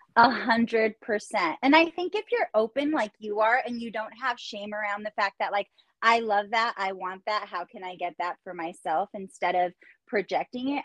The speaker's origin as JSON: {"language": "English", "area": "Orange County", "region": "California", "country": "United States", "moved": "yes", "said": "You're from the same area that I'm from"}